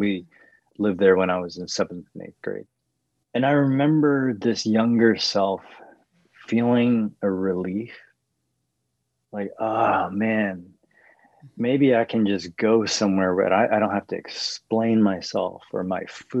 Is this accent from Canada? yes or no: yes; Canada; Because culturally, I am Canadian.